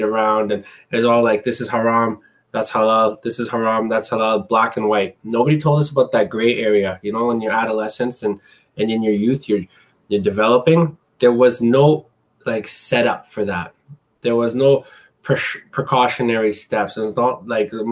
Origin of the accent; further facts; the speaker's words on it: Canada; also born or lived in Middle East / Asia; growing up in Canada, it was as first generation. I can specify that because, I came here when I was about 4 or 5 years old